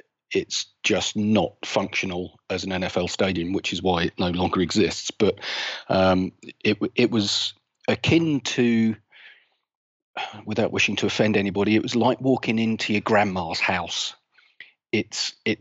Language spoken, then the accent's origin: English; South East England, United Kingdom; I'm based down in south of England, just outside London, about half an hour south of London. Been a southeast boy all my life.